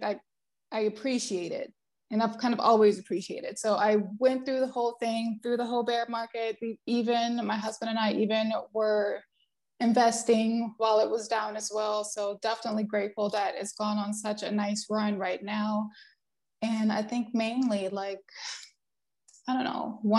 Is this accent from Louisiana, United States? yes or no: yes; New Orleans, Louisiana, United States; now in Silicon Valley, United States; I'm from New Orleans, born and raised, but now I'm out in Cali right now, Silicon Valley.